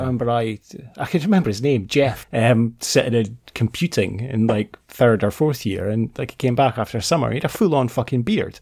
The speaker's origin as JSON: {"language": "English", "region": "Scotland", "country": "United Kingdom", "tie": "born or raised there", "said": "when we were kids growing up in Scotland"}